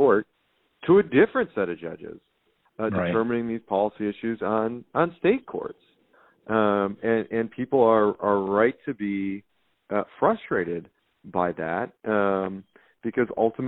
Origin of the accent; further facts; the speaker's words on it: Wisconsin, United States; my home state of Wisconsin